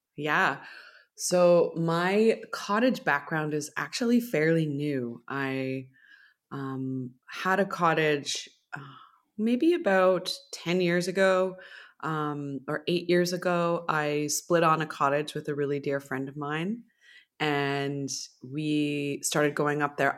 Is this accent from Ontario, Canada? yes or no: yes; Millbrook, Ontario, Canada; growing up in Millbrook, there's a lot of really beautiful nature there